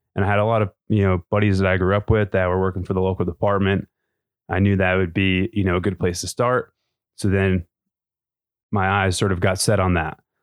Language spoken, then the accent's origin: English; Maine, United States; moved away as an adult; I'm from Maine originally. That's where I grew up